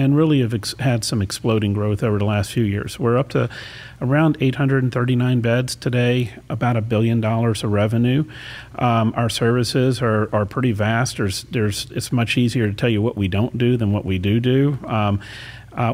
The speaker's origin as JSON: {"language": "English", "town": "Baton Rouge", "region": "Louisiana", "country": "United States", "tie": "born or raised there", "also_born_or_lived": "Houston, Texas", "moved": "yes", "lives_now": "Sarasota, United States", "said": "It was in Baton Rouge, Louisiana, which is also the capital of Louisiana"}